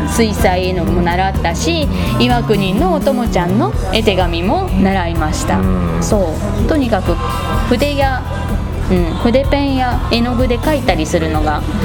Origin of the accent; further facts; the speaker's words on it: Izumo, Shimane, Japan; 出雲大社の1の鳥居から2の鳥居までの間 の神門通り沿いに私の実家があります